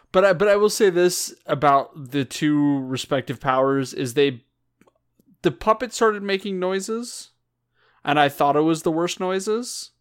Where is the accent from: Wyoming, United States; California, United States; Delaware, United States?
California, United States; we're all raised Californian here